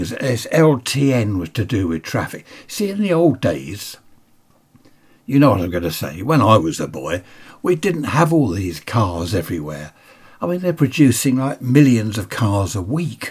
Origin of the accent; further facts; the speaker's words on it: Sutton, London, United Kingdom; moved away; also born or lived in Carshalton; I was born in Carshorton and lived in Sutton. Then we moved down here.